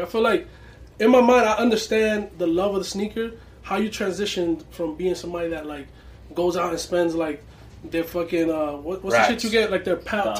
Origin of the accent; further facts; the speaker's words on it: Santiago de los Caballeros, Santiago, Dominican Republic; I'm from Nivaje.